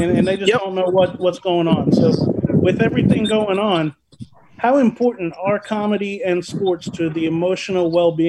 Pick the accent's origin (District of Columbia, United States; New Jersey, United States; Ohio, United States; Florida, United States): Florida, United States; West Palm Beach; I'm from West Palm Beach.